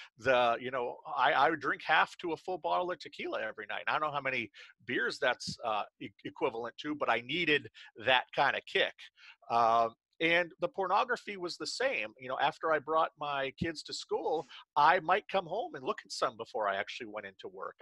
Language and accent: English; central Maine, United States; I launched a magazine here in my hometown in central Maine